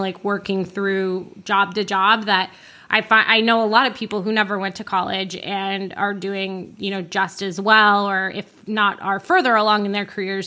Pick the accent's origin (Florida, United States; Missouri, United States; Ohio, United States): Florida, United States; Orlando; I grew up in Florida